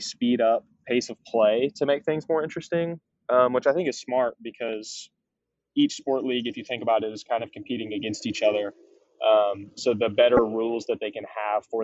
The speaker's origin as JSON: {"language": "English", "region": "North Carolina", "country": "United States", "tie": "born or raised there", "moved": "as an adult", "lives_now": "Clemson, United States", "said": "I grew up in North Carolina"}